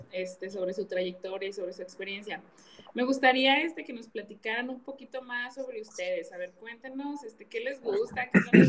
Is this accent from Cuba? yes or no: no; Mexico; Me encantan los taquitos como buena mexicana, me gustan mucho.